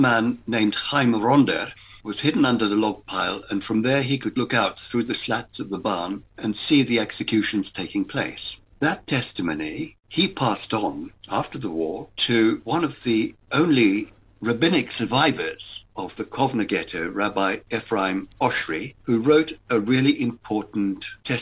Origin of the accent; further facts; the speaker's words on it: Johannesburg, Gauteng, South Africa; We grew up in Joburg in the 1950s, under the shadow of the Holocaust